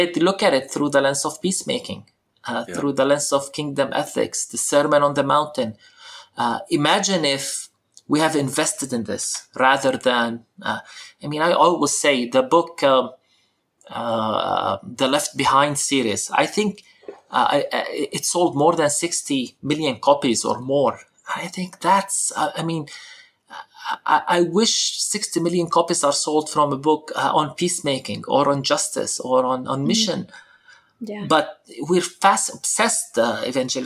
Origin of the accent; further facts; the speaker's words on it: Palestine; speaking as a Palestinian